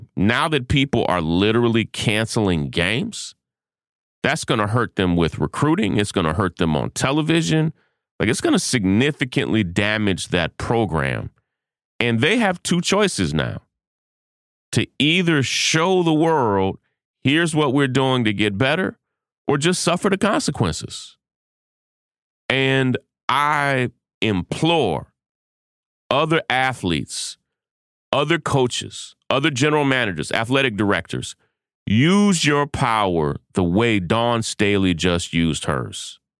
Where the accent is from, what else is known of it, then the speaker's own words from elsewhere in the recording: Kentucky, United States; I'm from Kentucky, so, yeah, you know, you just have to understand where I come from.